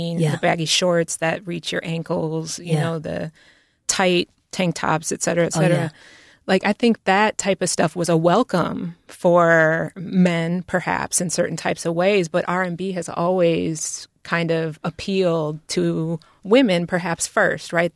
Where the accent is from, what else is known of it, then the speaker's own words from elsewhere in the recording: Midwest, United States; growing up in the Midwest